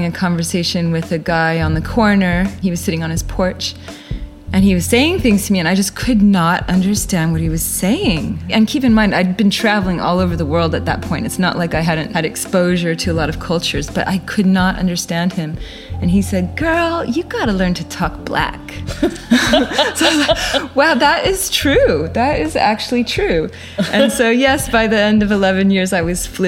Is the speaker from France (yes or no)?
no; Guam; also born or lived in California / Japan / New Orleans; now in Tasmania, Australia; was born in California and raised in Guam, and a bit in Japan as well